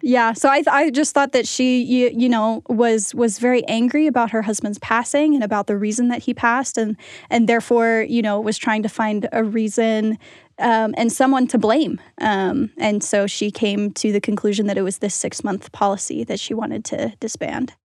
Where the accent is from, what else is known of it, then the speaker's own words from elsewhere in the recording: Pennsylvania, United States; I'm from Pennsylvania